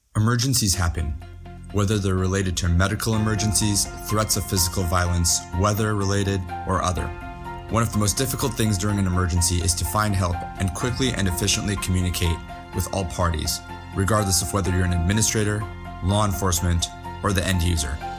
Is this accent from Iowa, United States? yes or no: no; Toledo, Ohio, United States; also born or lived in Columbus, Ohio; I am from Ohio, uh, Toledo, Ohio. My parents were part of the Great Migration there, and they met at Toledo, uh, Toledo University, and uh, I lived there until I was 14 and moved to Columbus